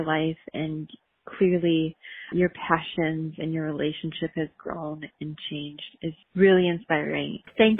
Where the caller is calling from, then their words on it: Southeast Wisconsin, United States; I am calling from Southeast Wisconsin